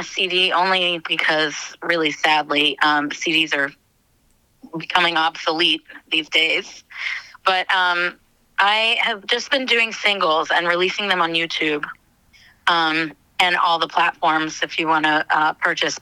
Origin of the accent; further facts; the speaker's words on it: Israel; also born or lived in United States; I was born in Israel, and I've lived there on and off my whole life.